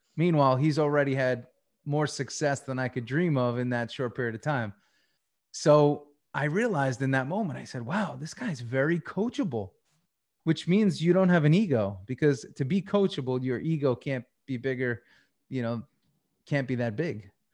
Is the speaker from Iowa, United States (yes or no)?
no; Long Island, New York, United States; moved away as an adult; also born or lived in Tampa; I grew up on Long Island.